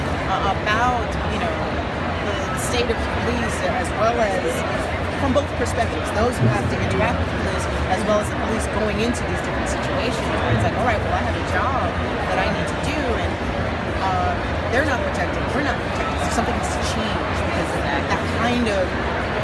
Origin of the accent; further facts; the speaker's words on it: New York City, New York, United States; moved away as an adult; now in Atlanta, United States; I live here in Atlanta now, but originally, I'm from New York City